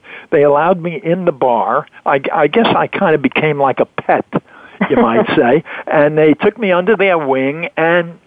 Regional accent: New York City, New York, United States; in Brooklyn, New York.

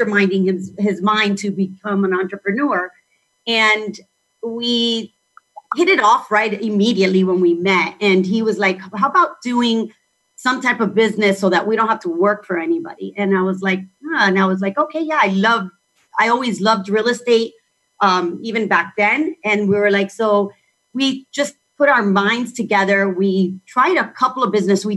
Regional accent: Miami, Florida, United States; I was born in Miami. My parents are Cuban, but I was born and raised in Miami.

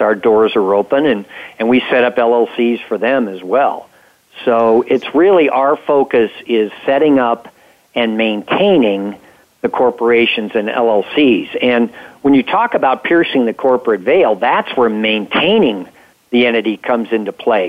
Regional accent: San Francisco Bay Area, California, United States; moved away as an adult; now in Reno, United States; I grew up in the San Francisco Bay Area

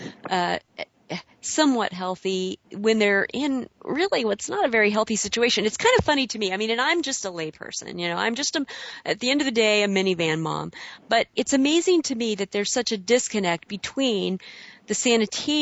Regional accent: Southern Illinois, United States; I grew up in Southern Illinois

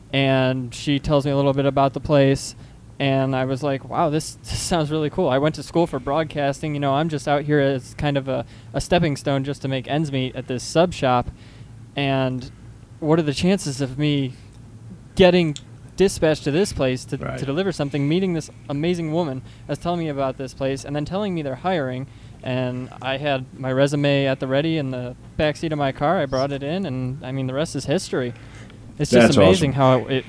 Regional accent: Page, Arizona, United States; You know, I came from Page, which is just on the border of Utah and Arizona.

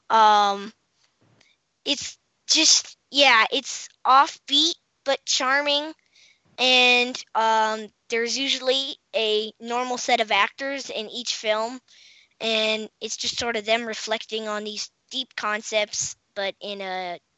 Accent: Washington, District of Columbia, United States

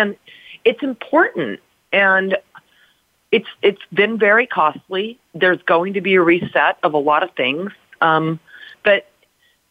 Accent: United States; I'm an American

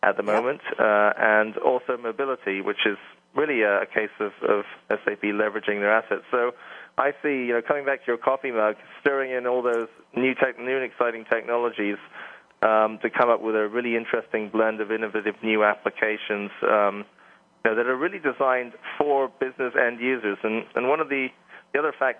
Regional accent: England, United Kingdom; moved away; as you can tell by the accent, I'm from England

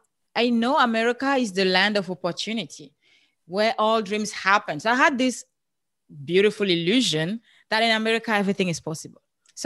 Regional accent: Cameroon; now in United States; I'm from Cameroon originally. That's where you have this beautiful accent from.

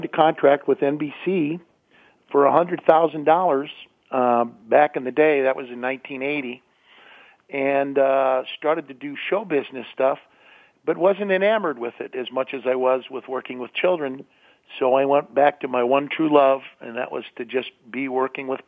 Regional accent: St. Louis, Missouri, United States; moved away; also born or lived in Pittsburgh, Pennsylvania / San Francisco; we moved to St. Louis, Missouri. So I was a Midwesterner and grew up in the Midwest

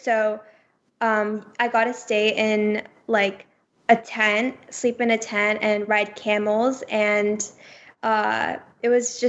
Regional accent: India; And everyone kept telling my family that they were so, because we're Indian, they were like, wow, we are such a big fan of Bollywood and Shah Rukh Khan.

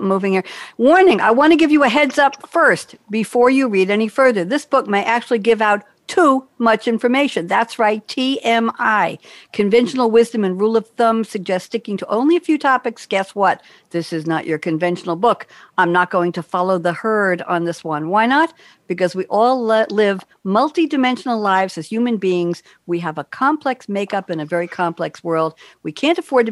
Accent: New York City, New York, United States; moved away as an adult; also born or lived in New Haven, Connecticut / Cambridge, Massachusetts / Eugene, Oregon; I'm a New Yorker born and bred

